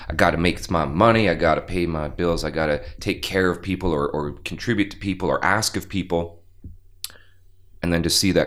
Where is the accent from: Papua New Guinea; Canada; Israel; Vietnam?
Canada; Winnipeg, Manitoba; also born or lived in Bashaw, Alberta / West Coast; now in Calgary, Canada; I was in Winnipeg by the time I was 3